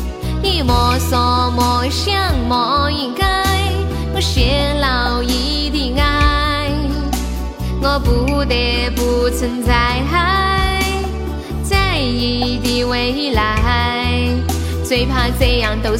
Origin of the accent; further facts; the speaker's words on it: Sichuan, China; accent: Sichuanese; 我是四川的，他们喊我用四川话直播